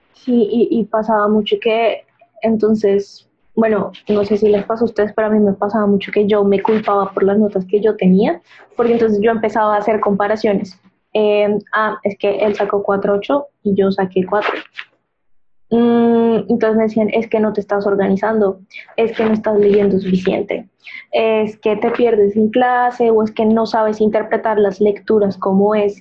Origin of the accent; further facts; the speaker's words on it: Barranquilla, Atlántico, Colombia; moved away as an adult; now in Bogotá, Colombia; yo no soy de Bogotá, yo soy de Barranquilla